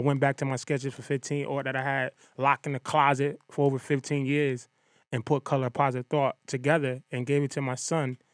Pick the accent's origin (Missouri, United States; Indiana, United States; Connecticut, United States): Connecticut, United States; Bridgeport; I'm from Bridgeport, Connecticut